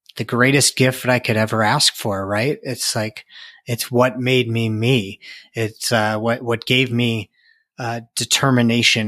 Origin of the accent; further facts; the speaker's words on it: outside Chicago, Illinois, United States; now in Colorado, United States; I grew up outside Chicago